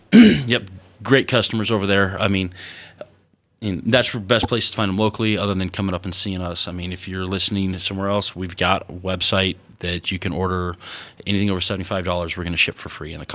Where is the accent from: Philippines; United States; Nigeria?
United States; Wyoming; and they thought we were behind the times, you know, because we're from Wyoming.